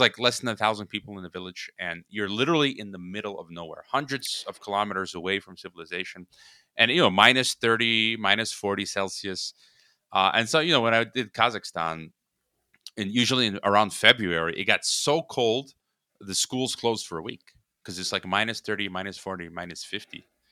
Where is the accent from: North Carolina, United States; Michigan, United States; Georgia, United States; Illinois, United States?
Illinois, United States; Chicago; now in Guadalajara, Mexico; I was born in Chicago, so I'm a Chicagoan, Windy City